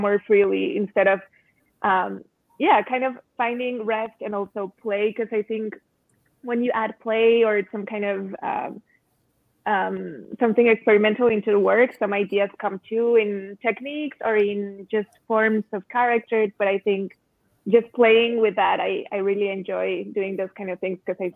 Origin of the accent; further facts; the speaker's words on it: Mexico City, Mexico; also born or lived in Cuernavaca, Mexico; My first years and childhood, I spent in Cuernavaca, the city of eternal springtime, and just being around colors and flowers, and then growing up seeing the murals in Mexico City